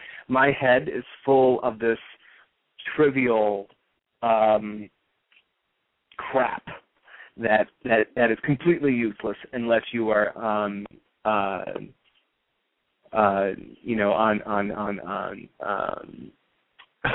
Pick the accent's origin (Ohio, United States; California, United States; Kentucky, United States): California, United States; now in New York, United States; I grew up in California